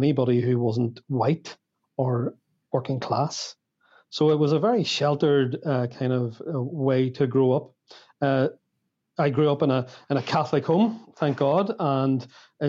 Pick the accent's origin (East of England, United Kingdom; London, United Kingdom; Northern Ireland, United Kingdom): Northern Ireland, United Kingdom; the Northern Ireland experience has not always been good or pleasant to grow up